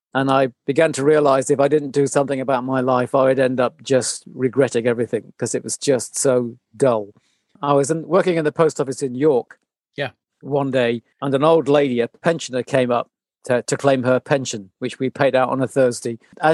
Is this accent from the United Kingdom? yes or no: no; Bermuda; born there; So I come from, I was an army kid. So I was born in Bermuda.